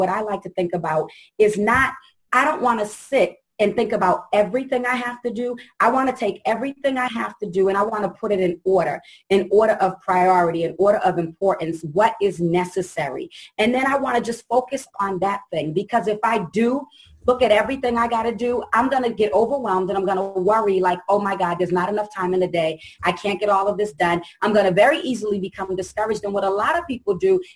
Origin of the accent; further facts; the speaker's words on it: Boston, Massachusetts, United States; I'm from Boston, Mass.